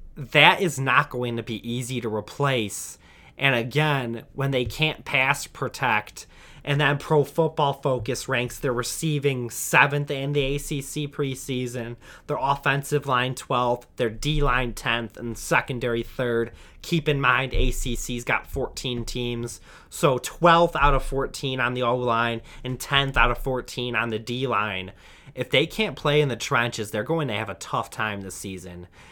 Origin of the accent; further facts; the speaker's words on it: Michigan, United States; I'm from Michigan, and unfortunately have grown up rooting for Michigan